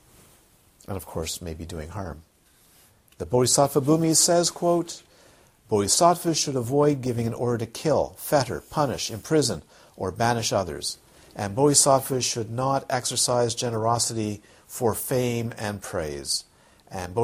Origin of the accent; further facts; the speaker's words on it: Toronto, Ontario, Canada; I grew up in Toronto, where you walk into the Holy Blossom Synagogue